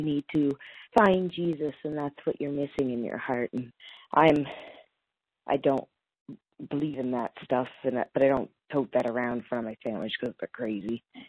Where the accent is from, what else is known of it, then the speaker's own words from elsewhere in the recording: Canada; I'm actually from Canada.